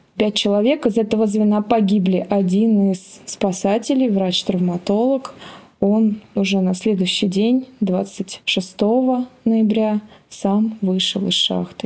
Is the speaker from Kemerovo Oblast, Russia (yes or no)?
yes; Kemerovo, Kemerovo Oblast, Russia; я из Кемерово, у нас тоже в городе раньше было много шахт